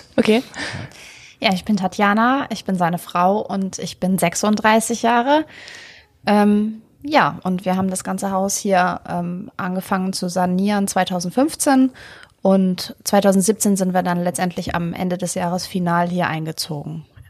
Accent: Bad Essen, Lower Saxony, Germany; moved away; also born or lived in Hamburg; Ich komme also. aus einem kleinen Fachwerkstädtchen Bad Essen

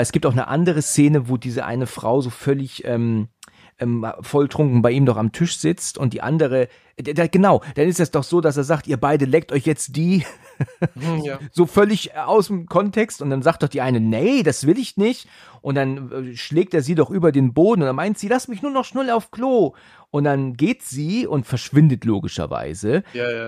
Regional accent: Northern Germany, Germany; Ich bin ja Norddeutscher eigentlich

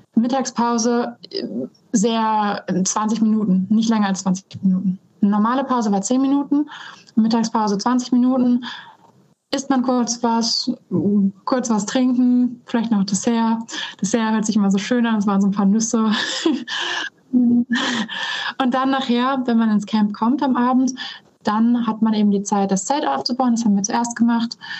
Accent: North Sea coast, Germany; ich bin an der Nordsee aufgewachsen

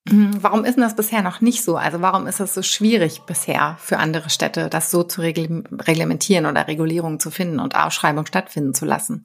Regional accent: Hamburg, Germany; hier in meiner Heimatstadt Hamburg

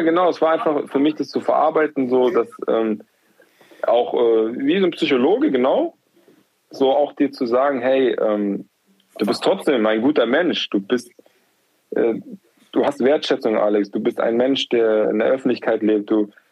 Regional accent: Munich, Bavaria, Germany; moved away as an adult; also born or lived in Berlin / Frankfurt / Würzburg; ich bin ja in Giesing auf, aufgewachsen

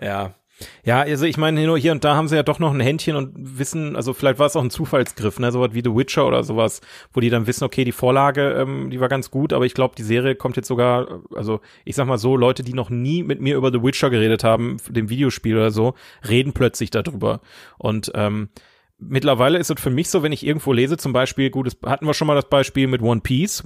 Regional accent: Oberhausen, North Rhine-Westphalia, Germany; in Oberhausen gelebt, wo ich herkomme.

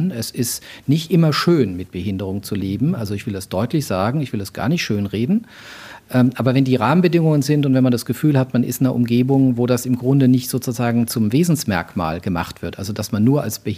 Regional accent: southwest Germany, Germany; ich komme ja so aus der Ecke Südwestdeutschland, also da war der Odenwald nicht weit

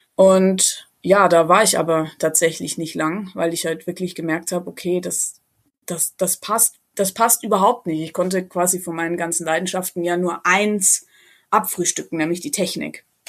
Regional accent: a small village near Ingolstadt, Bavaria, Germany; bin ich äh, ganz ursprünglich aus einem kleinen Dorf in der Nähe von Ingolstadt

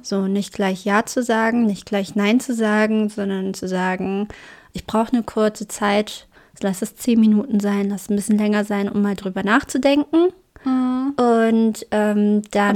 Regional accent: Braunschweig, Lower Saxony, Germany; accent: Braunschweiger Dialekt; Ich glaube, das ist mein Braunschweiger Dialekt. Das ist meine Braunschweiger Mundart.

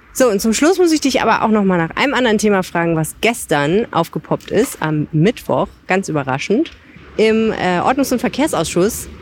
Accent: Düsseldorf, North Rhine-Westphalia, Germany; als Düsseldorferin

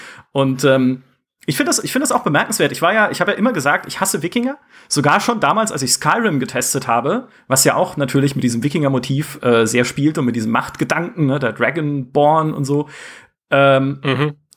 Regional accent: near the Black Forest, Baden-Württemberg, Germany; ich komme aus dem Schwarzwald, fast, ja, also da aus der Nähe

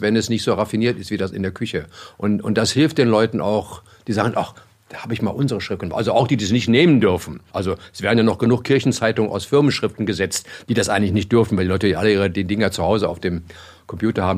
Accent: Germany; als Deutscher

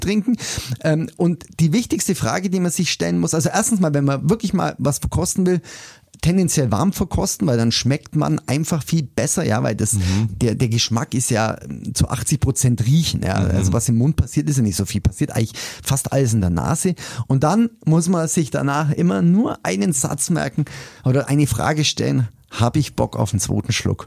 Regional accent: Augsburg, Bavaria, Germany; Ich bin echt leidenschaftlicher Augsburger

